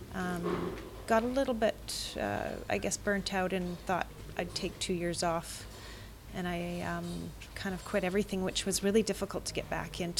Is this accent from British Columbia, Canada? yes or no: yes; Vancouver, British Columbia, Canada; I am from Vancouver, BC.